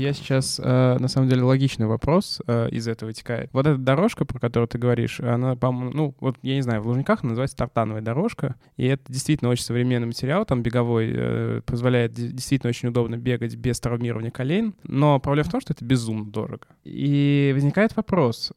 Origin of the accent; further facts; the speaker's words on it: Samara, Samara Oblast, Russia; Я из Самары